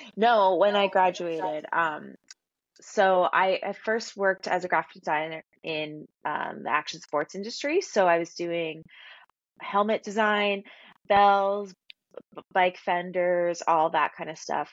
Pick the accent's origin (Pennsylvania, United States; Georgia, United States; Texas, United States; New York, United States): Pennsylvania, United States; Philadelphia; I grew up in Philadelphia and I went to Temple